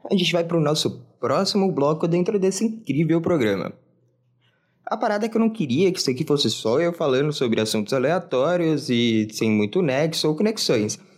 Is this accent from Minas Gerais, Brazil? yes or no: yes; Minas Gerais, Brazil; eu não sou de São Paulo. Eu cresci em Minas Gerais.